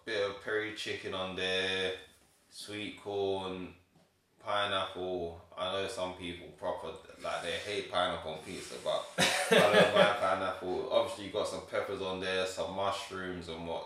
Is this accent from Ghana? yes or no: yes; Ghana; I'm from Ghana